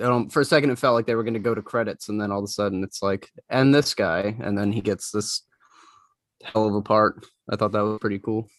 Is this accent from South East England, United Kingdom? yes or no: no; Wales, United Kingdom; I'm from Wales.